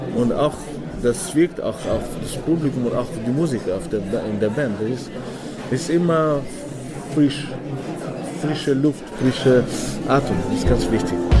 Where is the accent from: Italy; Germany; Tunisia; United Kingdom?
Tunisia; German is a second language; now in Vienna, Austria